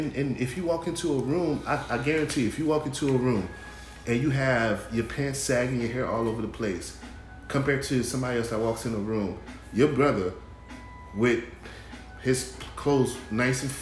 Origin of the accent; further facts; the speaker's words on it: Haiti; moved away; I'm from Haiti, this is my country